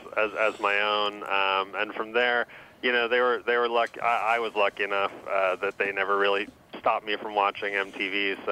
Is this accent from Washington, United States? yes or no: yes; Seattle, Washington, United States; I grew up in Seattle. And I was 11 years old when … came out